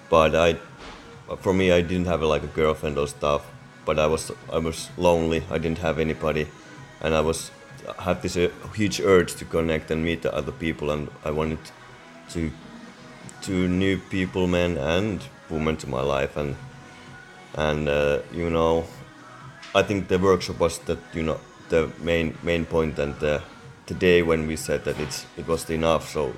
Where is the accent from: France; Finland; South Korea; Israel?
Finland; I'm also from Finland